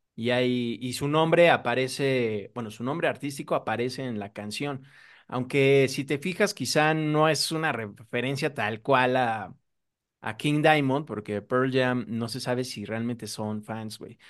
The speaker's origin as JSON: {"language": "Spanish", "country": "Mexico", "said": "nosotros como mexicanos"}